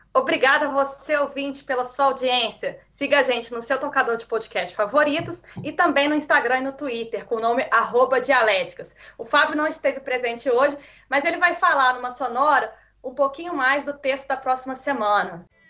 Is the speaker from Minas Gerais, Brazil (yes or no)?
yes; Minas Gerais, Brazil; moved away as an adult; eu vim de Minas Gerais